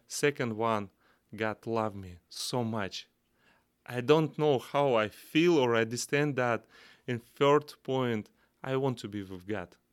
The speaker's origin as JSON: {"language": "English", "country": "Kazakhstan", "tie": "born or raised there", "second_language": "English", "said": "from Central Asia, Kazakhstan"}